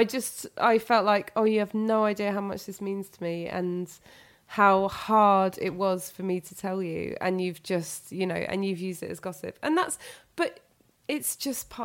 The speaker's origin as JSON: {"language": "English", "region": "London", "country": "United Kingdom", "tie": "born or raised there", "said": "I'm from London"}